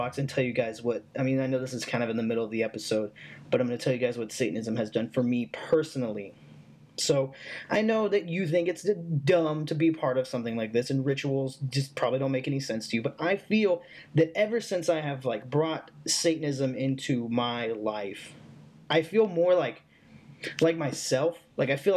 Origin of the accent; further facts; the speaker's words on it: the South, United States; I was raised in the South. I currently live in the South